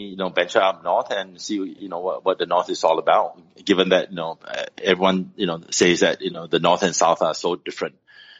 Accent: Singapore; moved away as an adult; also born or lived in Ho Chi Minh City, Vietnam; now in Hanoi, Vietnam; So I was born and raised in Singapore. I left in my early 20s. Been traveling around pretty much. I've lived in 6 different countries. Obviously, Vietnam is the last place. I moved here.

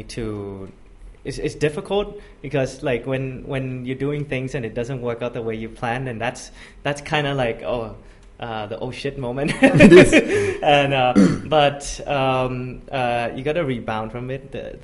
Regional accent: Bangkok, Thailand; also born or lived in United States; Born and raised in Bangkok

